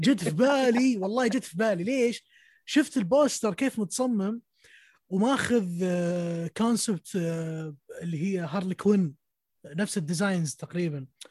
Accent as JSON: {"language": "Arabic", "country": "Saudi Arabia", "said": "في السعوديه عندنا في السعوديه"}